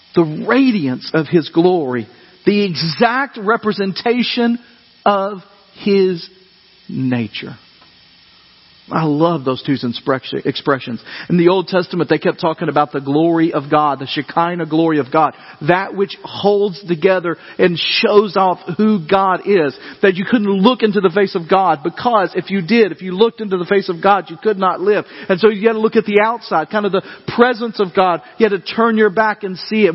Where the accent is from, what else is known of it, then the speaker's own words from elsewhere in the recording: Dyersburg, Tennessee, United States; growing up in Dyersburg, we got out for earthquake day